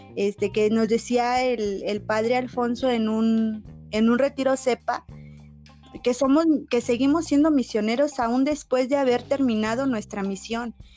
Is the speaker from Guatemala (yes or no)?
no; San José Iturbide, Guanajuato, Mexico; soy del estado de Guanajuato, San José Iturbide, para ser exactos